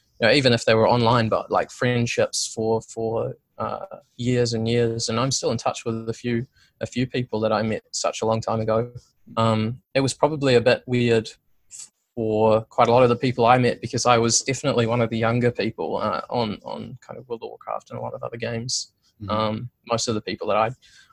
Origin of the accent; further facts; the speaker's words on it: Christchurch, Canterbury, New Zealand; I grew up in Christchurch for the most part